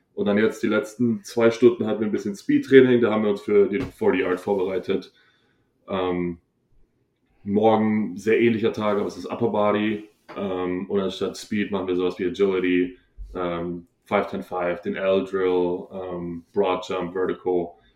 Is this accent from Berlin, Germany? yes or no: no; Hohenbrunn, Bavaria, Germany; moved away as an adult; ich bin aus Hohenbrunn